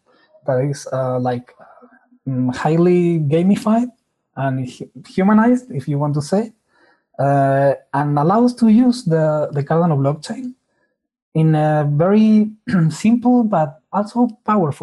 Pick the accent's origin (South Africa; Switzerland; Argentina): Argentina; I'm from Argentina